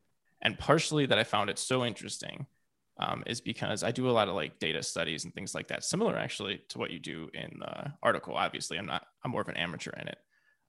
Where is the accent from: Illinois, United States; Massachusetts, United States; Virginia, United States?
Illinois, United States; Chicago; I'm from Chicago, so and I was raised a Cubs fan